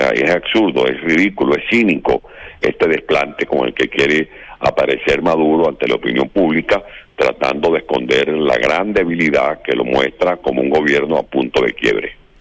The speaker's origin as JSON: {"language": "Spanish", "country": "Venezuela", "moved": "as an adult", "lives_now": "Madrid, Spain"}